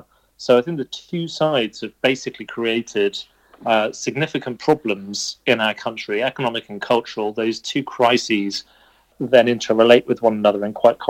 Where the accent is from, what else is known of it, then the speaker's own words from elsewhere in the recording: Birmingham, West Midlands, United Kingdom; I'm also from Birmingham and grew up in the 1980s